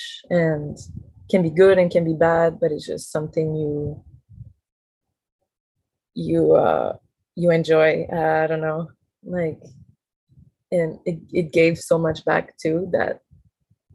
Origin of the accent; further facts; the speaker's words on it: Montreal, Quebec, Canada; moved away as an adult; now in Hawaii, United States; So I come from Montreal, which is a big city.